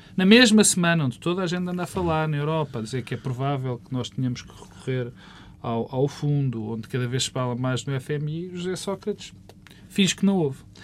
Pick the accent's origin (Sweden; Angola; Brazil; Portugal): Portugal